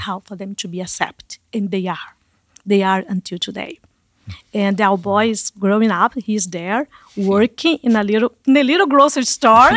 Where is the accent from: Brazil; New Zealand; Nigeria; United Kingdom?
Brazil; Manaus, Amazonas; moved away as an adult; also born or lived in Canada; I was raised in Manaus